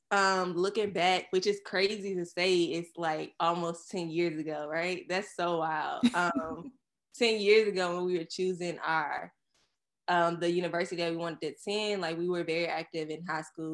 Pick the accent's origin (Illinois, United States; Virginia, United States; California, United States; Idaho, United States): Virginia, United States; Surry County; moved away as an adult; now in New York, United States; we're from Surrey County, Virginia